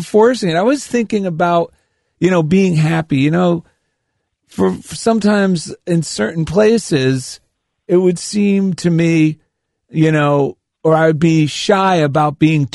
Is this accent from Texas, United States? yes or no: no; New Jersey, United States; You can tell I'm from New Jersey